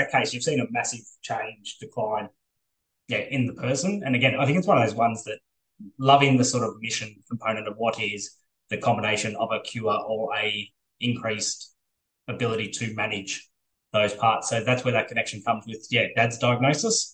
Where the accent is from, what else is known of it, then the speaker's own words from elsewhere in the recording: Ballarat, Victoria, Australia; I grew up in Ballarat